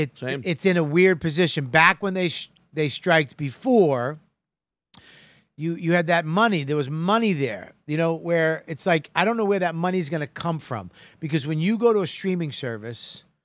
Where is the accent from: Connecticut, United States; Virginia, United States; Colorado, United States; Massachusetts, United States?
Massachusetts, United States; Boston; I'm a Boston guy.